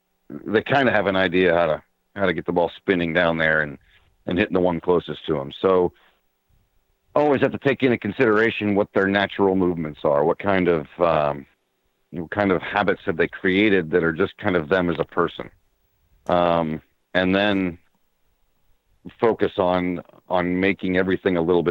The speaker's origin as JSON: {"language": "English", "town": "Erie", "region": "Pennsylvania", "country": "United States", "tie": "born or raised there", "said": "my hometown"}